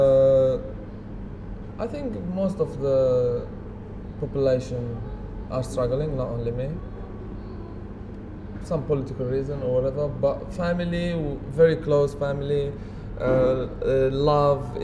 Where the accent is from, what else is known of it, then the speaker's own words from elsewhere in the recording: Lebanon; English is a second language; moved away; I'm from Lebanon.